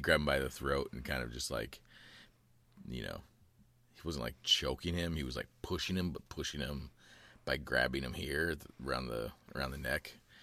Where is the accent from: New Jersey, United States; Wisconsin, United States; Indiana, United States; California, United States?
Indiana, United States; Columbus; moved away; also born or lived in Florida; growing up in Indiana